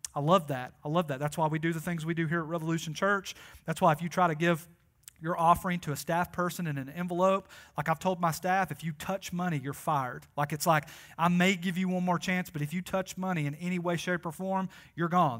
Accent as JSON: {"language": "English", "region": "Tennessee", "country": "United States", "said": "I am like from Tennessee"}